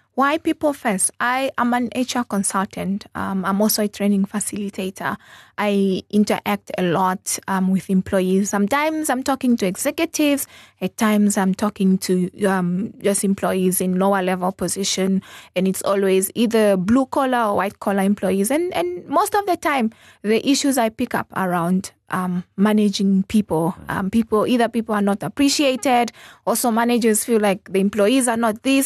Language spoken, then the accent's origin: English; Zambezi, Namibia; also born or lived in Botswana; now in Windhoek, Namibia; I grew up in the Zambezi region. So that is, I was actually born in Botswana. Um, but I grew up in the Zambezi region.